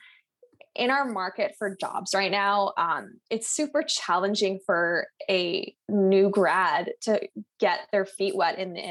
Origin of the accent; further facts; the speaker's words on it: Montreal, Quebec, Canada; I was born in Montreal